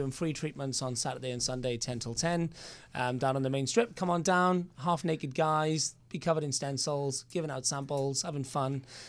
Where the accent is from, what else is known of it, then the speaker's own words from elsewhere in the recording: United Kingdom; moved away as an adult; also born or lived in Australia; now in Los Angeles, United States; I'm actually from the UK.